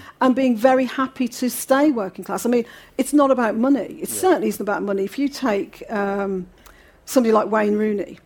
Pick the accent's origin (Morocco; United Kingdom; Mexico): United Kingdom; Birmingham, West Midlands; accent: Brummie; my accent, I've got a Brummie accent